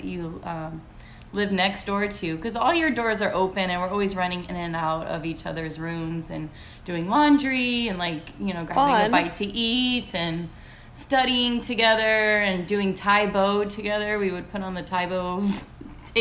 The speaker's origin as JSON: {"language": "English", "region": "Texas", "country": "United States", "moved": "as an adult", "lives_now": "Miami, United States", "said": "I'm from Texas"}